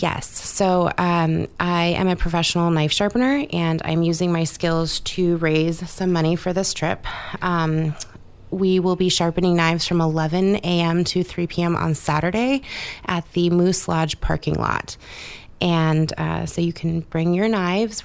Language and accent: English; Southeast Alaska, United States; I'm born and raised in Southeast Alaska